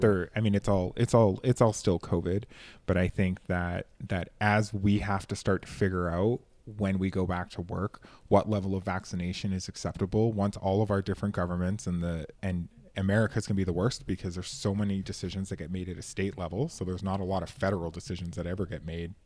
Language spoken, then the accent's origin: English; Canada; I come from Canada